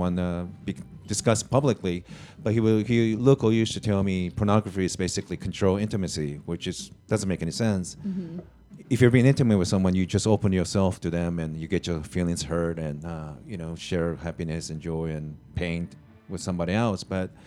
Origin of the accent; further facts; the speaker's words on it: Japan; moved away; I was born in Japan.